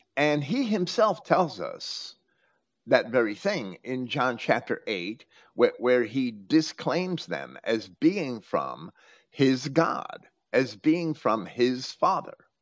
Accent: Jersey City, New Jersey, United States; moved away; also born or lived in Virginia Beach, Virginia; where I was raised in Jersey City

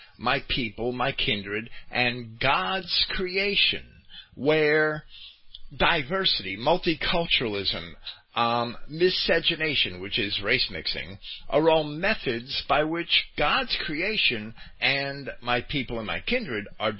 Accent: Jersey City, New Jersey, United States; When I was a kid, I grew up in Jersey City

